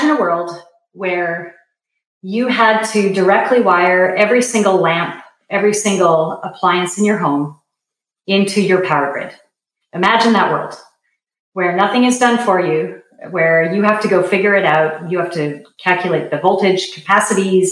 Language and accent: English; Canada; I am originally from Canada